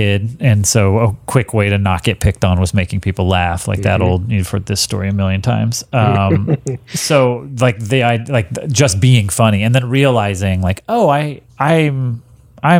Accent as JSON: {"language": "English", "region": "Texas", "country": "United States", "tie": "born or raised there", "said": "I grew up in Texas."}